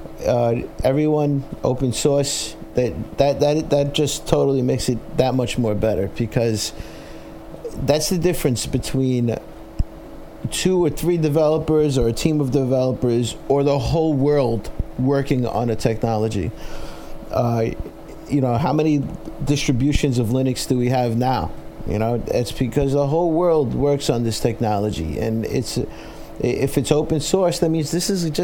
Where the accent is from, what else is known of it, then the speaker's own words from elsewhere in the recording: New York City, New York, United States; accent: Brooklyn; my Brooklyn accent